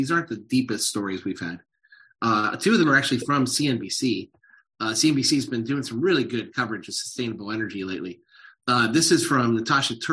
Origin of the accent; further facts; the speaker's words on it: Youngstown, Ohio, United States; moved away; I'm in my hometown of Ohio, Youngstown, Ohio